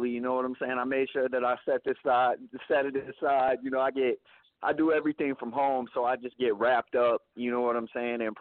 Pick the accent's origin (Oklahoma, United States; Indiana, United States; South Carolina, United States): Oklahoma, United States; born there; I was born in Oklahoma, and I dropped out of school in eighth grade.